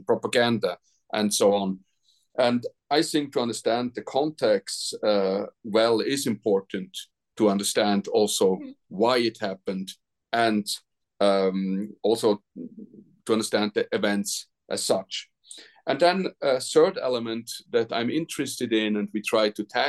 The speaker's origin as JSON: {"language": "English", "country": "Switzerland", "said": "I'm from Switzerland"}